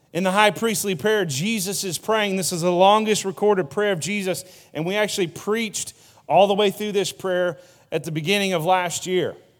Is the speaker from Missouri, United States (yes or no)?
yes; Broseley, Missouri, United States; now in Poplar Bluff, United States; I was from Broseley.